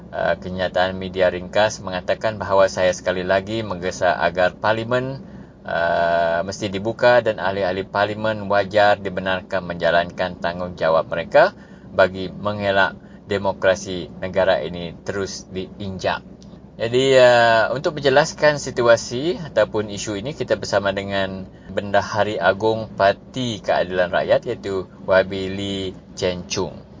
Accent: Sarawak, Malaysia; kami rakyat Sarawak

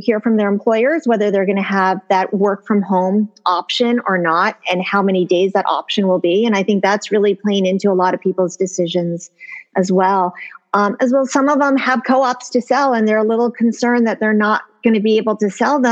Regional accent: New Jersey, United States; also born or lived in New York; now in Greenwich, United States; I'm from Jersey

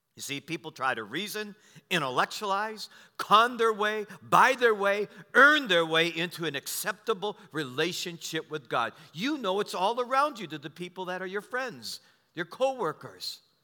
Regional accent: United States; I was born in America

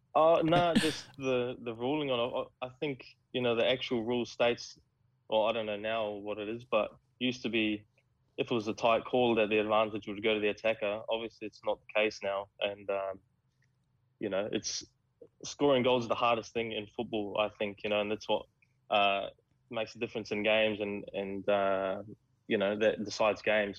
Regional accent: New Zealand; now in Australia; as a Kiwi

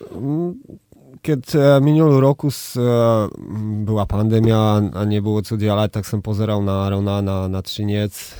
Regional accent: Nowy Targ, Lesser Poland, Poland; Czech is a second language; Já jsem z Nového Targu a, a, a v, no, v Novém Targu vždycky od eh, vždy byl hokej na prvním místě

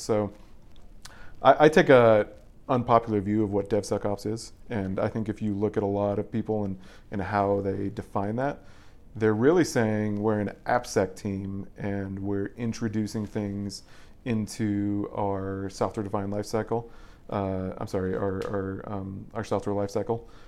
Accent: Boulder, Colorado, United States; I'm originally from Colorado. I, I pretty much grew up, um, like ten feet away from here

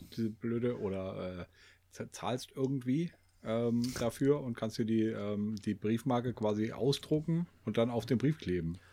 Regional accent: Germany; wir, wir Deutschen

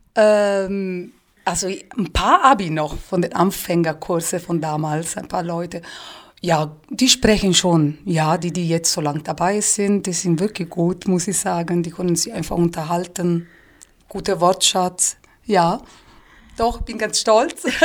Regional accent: Tuscany, Italy; German is a second language; moved away as an adult; also born or lived in Pisa; now in Füssen, Germany; bei uns in der Toskana

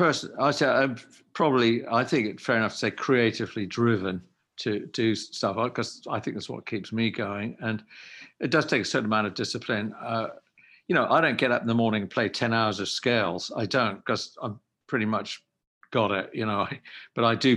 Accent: England, United Kingdom; now in United States; I'm definitely an English person. And no question about that. But I've lived in America for quite a large portion of my life.

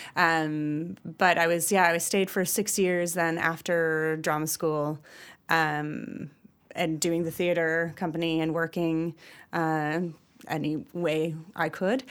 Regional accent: Wisconsin, United States; moved away as an adult; now in Ireland; I'm from Wisconsin. I'm from the Midwest

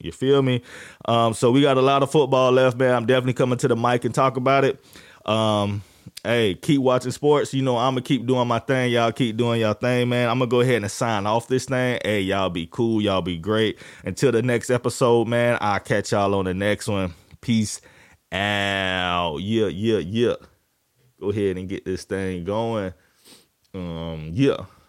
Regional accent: Jacksonville, Florida, United States; I'm from, I'm from Florida, Duval County, Jacksonville

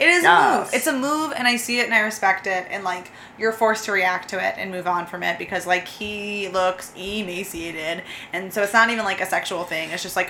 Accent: United States; I'm privileged watching this as an American.

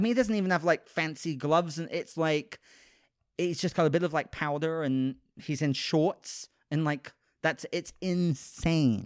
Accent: United Kingdom; moved away; I'm British, so I didn't grow up with Mister Rogers

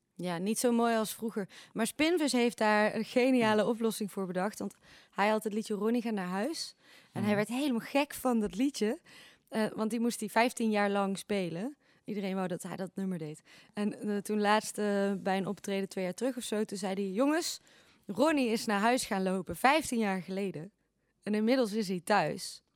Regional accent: Eindhoven, North Brabant, Netherlands; als Eindhovenaar

